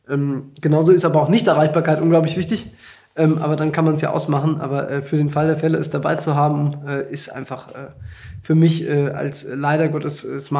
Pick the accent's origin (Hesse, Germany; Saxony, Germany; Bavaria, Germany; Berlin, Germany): Hesse, Germany; am Ende bin ich halt ein echter Hesse. Ich habe auch SCH-Problem.